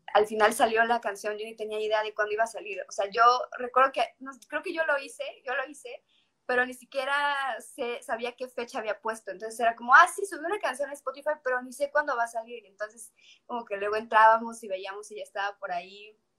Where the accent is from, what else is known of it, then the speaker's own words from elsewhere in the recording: Mérida, Yucatán, Mexico; also born or lived in Cuernavaca, Morelos; soy una cantautora de aquí, de Mérida, Yucatán. Nací en Cuernavaca, Morelos, pero tengo mucho, mucho tiempo viviendo aquí en Mérida